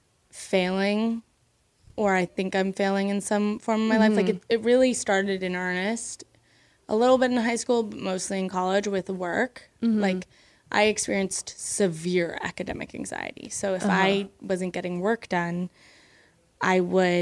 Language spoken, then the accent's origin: English; Midwest, United States; moved away; I grew up in the Midwest